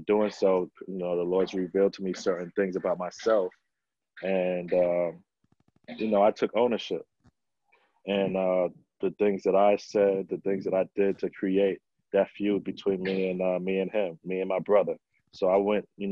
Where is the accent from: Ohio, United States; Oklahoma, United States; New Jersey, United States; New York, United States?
New York, United States; New York City; growing up in New York City in the playgrounds